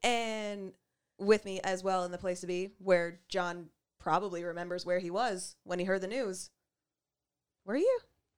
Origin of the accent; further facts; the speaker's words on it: Canada; as black, and as Canadian as we are